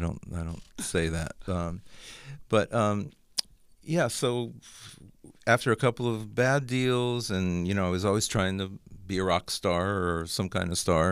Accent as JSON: {"language": "English", "town": "Los Angeles", "region": "California", "country": "United States", "tie": "born or raised there", "also_born_or_lived": "Santa Monica", "moved": "as an adult", "lives_now": "Nashville, United States", "said": "I grew up, grew up in the valley"}